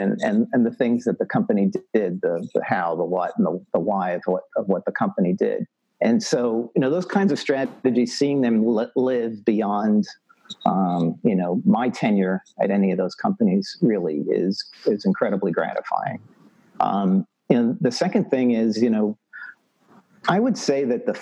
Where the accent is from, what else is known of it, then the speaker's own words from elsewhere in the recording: New York City, New York, United States; moved away; I'm originally from New York City, so I have no farming background, zero.